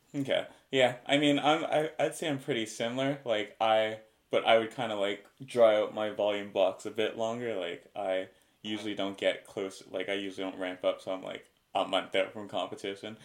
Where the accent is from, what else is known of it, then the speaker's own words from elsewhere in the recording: Canada; as a Canadian